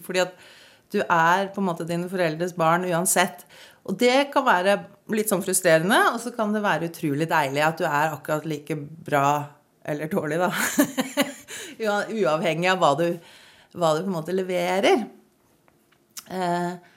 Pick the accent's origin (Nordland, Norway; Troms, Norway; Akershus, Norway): Troms, Norway; Malangen; accent: Northern Norwegian; also born or lived in Eastern Norway; now in Kongsvinger, Norway; jeg er født i Tromsø, jeg vokste opp i Malangen, jeg har to dialekter